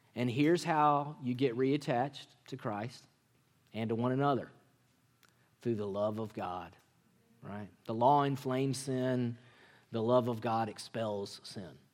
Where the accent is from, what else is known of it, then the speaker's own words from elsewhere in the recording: Mississippi, United States; moved away; I grew up in Mississippi